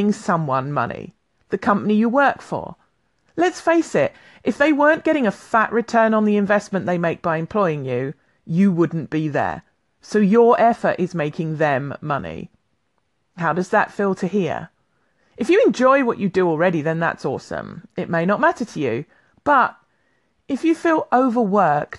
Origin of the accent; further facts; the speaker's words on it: London, United Kingdom; now in Highlands, United Kingdom; I'm a Londoner by birth, living in the Highlands of Scotland